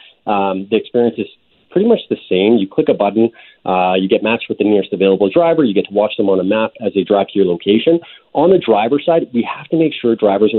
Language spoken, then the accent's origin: English; Thunder Bay, Ontario, Canada; my hometown, Thunder Bay, Ontario